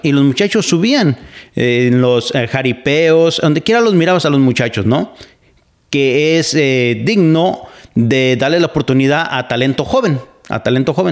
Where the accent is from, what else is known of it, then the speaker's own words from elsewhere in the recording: Mexico; now in Pacific Northwest, United States; yo nací en México, soy mexicano